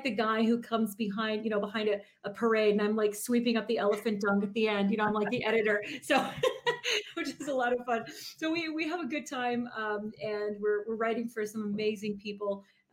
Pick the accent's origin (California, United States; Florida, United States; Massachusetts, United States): Florida, United States; South; I'm from Florida, South Florida